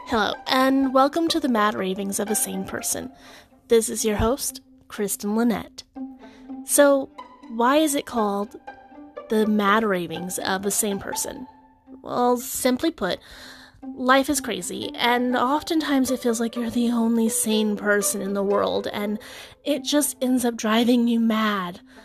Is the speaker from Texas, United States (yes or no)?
yes; Texas, United States; although I am from the South, I'm from Texas